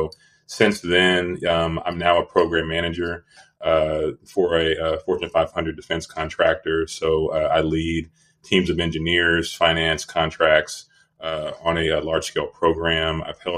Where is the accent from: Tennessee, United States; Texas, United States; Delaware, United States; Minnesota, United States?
Texas, United States; Dallas; also born or lived in Louisville, Kentucky / Northern California / Southern California / Rochester, New York; I was born in Louisville, Kentucky. Then we moved to Dallas. Then we moved to Northern California. Then we moved to Southern California. Then we moved to Rochester, New York. And then we ended up in Dallas. And that's where I finished high school.